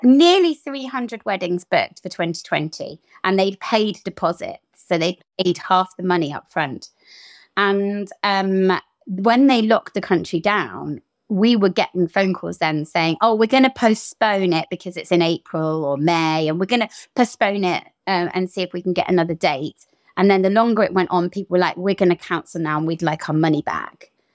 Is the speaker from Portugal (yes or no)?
yes; Portugal; moved away; growing up in Portugal